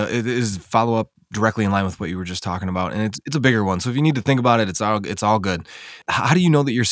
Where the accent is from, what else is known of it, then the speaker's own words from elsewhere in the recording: Racine, Wisconsin, United States; in my hometown of Racine, Wisconsin.